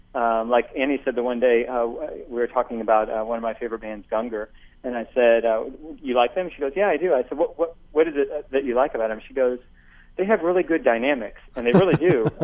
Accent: rural Illinois, United States; I went to Catholic grade school and high school, 12 yeah. years. In this kind of small farm town in rural Illinois.

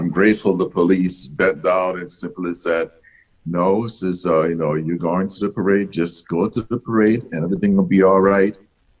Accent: the South, United States; I grew growing up in the South. I grew up in it was very segregated.

